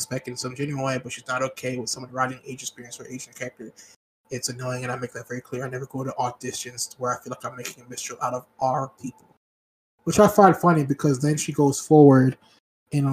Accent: Miami, Florida, United States; I grew up in Miami

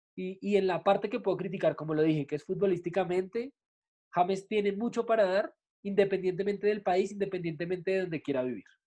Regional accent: Colombia; como colombianos

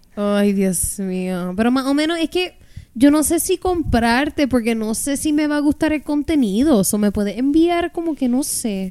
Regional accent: Puerto Rico; hemos tenido como puertorriqueños

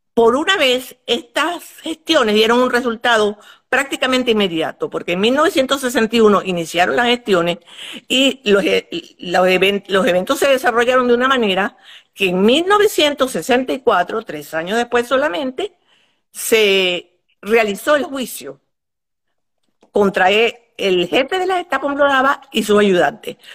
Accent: Maracaibo, Zulia, Venezuela; moved away as an adult; also born or lived in Poland / Paris, France; now in United States; Vivíamos en Maracaibo, mi familia éramos cinco, mis dos hermanos, yo soy la mayor, que nací en Polonia

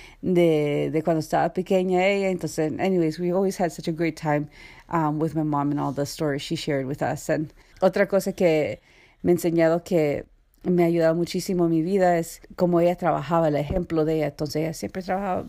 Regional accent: Canada; I'm from Canada, and my parents are from El Salvador.

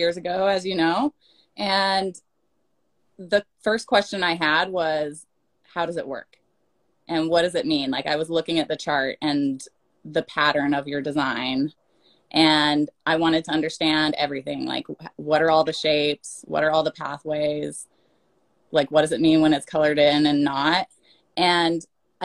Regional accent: Utah, United States; now in Portland, United States; I come from Utah. I live in Portland now.

